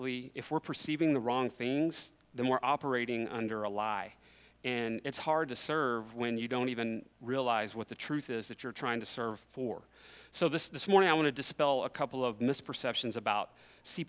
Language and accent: English; Kerrville, Texas, United States; also born or lived in Medina, Texas; I was born here in Kerrville. I was raised here. I attended this church for many years until my family moved out to Medina, where I grew up out at Arms of Hope